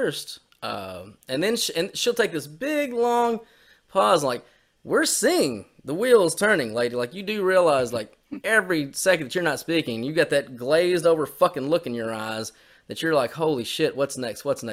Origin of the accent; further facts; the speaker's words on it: United States; I'm an American